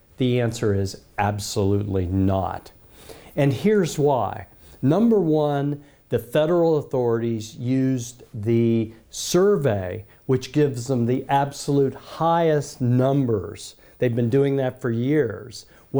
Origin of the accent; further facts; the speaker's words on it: United States; as an American